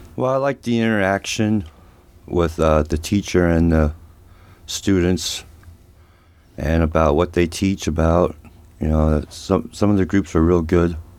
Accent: Reading, Pennsylvania, United States; now in Ohio, United States; I grew up at home, uh, in Reading, P A, with an alcoholic father

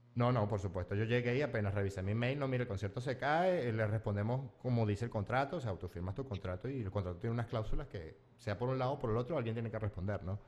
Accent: Mérida, Venezuela; moved away as an adult; also born or lived in Yaracuy, Venezuela / Metz, France; now in Paris, France; yo que soy yaracuyano de nacimiento, pero gocho de, corazón, porque fue más tiempo el que viví en Mérida que el que viví en Yaracuy

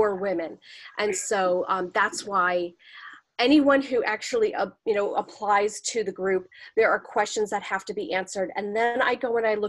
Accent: New York, United States; I'm from New York. I'm from New York

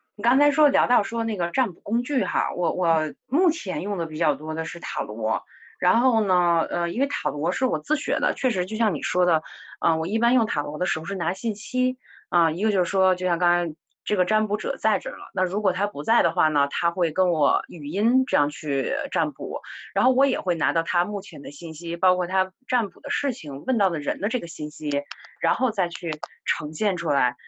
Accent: China; 作为中国人来说，我们的这个传统文化也好

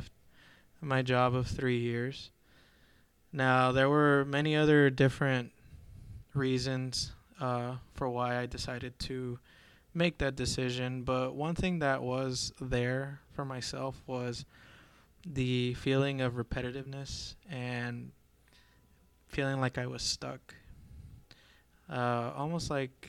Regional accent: Azusa, California, United States; I'm originally from Southern California, in a little town right outside of LA known as Azusa

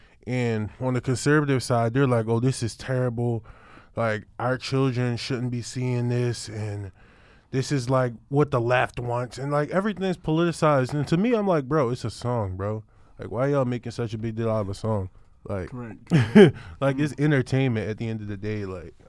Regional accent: Philadelphia, Pennsylvania, United States; So I'm an artist and I'm from Uptown Philly.

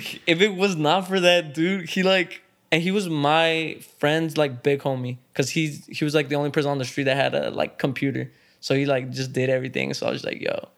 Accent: Dallas, Texas, United States; growing up in Dallas, especially if you're actually growing up in Dallas, like, East Dallas

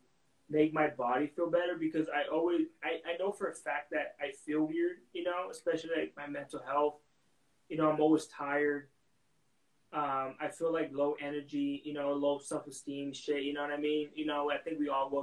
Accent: Texas, United States; now in Arizona, United States; I'm glad I didn't live in those tiny ass towns. I grew up in a few of them, but I never experienced racism in Texas

